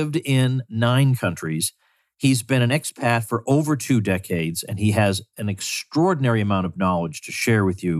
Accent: United States; as an American

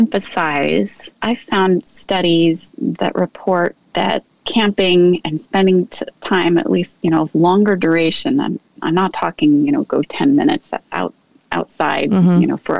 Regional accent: Pacific Northwest, United States; Well, I had the privilege, as I said, of growing up in the Pacific Northwest, and my mom knew or found out about YMCA camps.

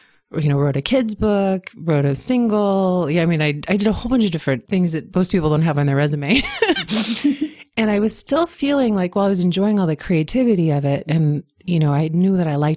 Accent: Washington, District of Columbia, United States; I grew up in Washington, D.C.

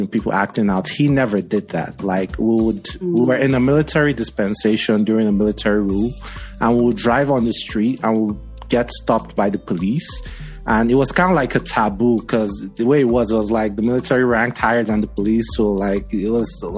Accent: Nigeria; moved away; Growing up in Nigeria was pretty cool. I grew up in a military family.

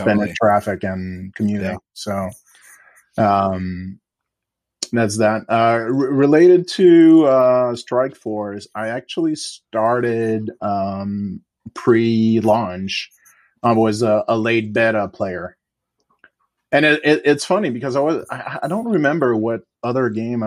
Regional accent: Quebec, Canada; moved away as an adult; also born or lived in Bay Area, United States; I'll also moving back to Quebec, I'm from the Quebec province

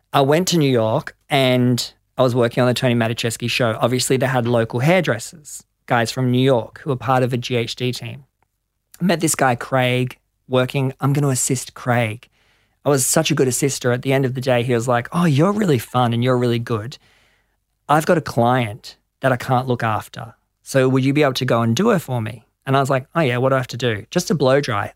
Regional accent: Gold Coast, Queensland, Australia; moved away as an adult; also born or lived in London; I grew up on the Gold Coast

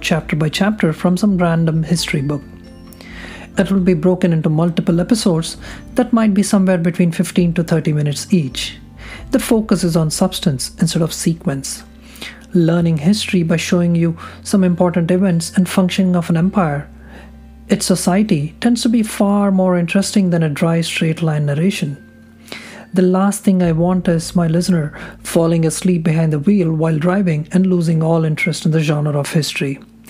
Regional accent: Hyderabad, Telangana, India; As an Indian hailing from Hyderabad, a Telugu by birth, with my paternal and maternal roots in both Andhra and Telangana regions, I had grown up

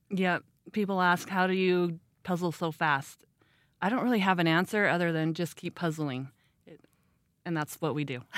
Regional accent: Rexburg, Idaho, United States; now in Ammon, United States; I am from Rexburg. I grew up here

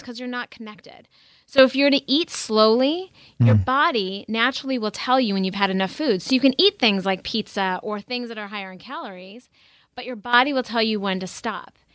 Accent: North Dakota, United States; I grew up in the Midwest in North Dakota

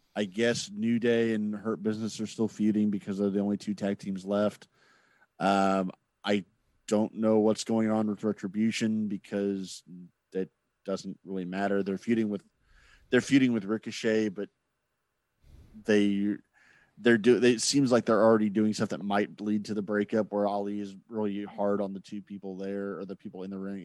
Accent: Indianapolis, Indiana, United States; growing up in Indianapolis

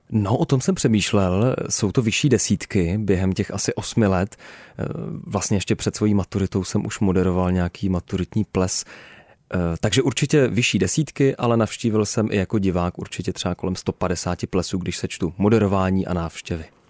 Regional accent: Náchod area, Hradec Králové Region, Czechia; tam na Náchodsku, eh, u nás v mém rodném kraji

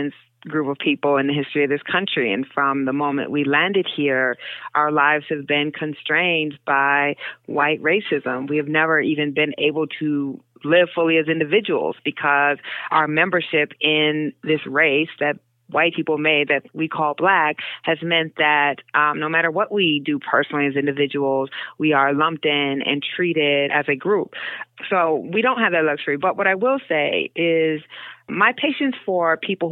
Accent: United States; We are fully American

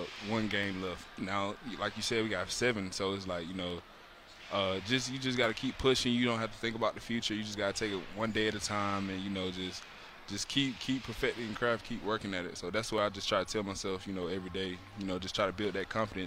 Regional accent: the South, United States; I'm from the South, so, you know, you got chicken, ham, turkey, dressing, mac and cheese

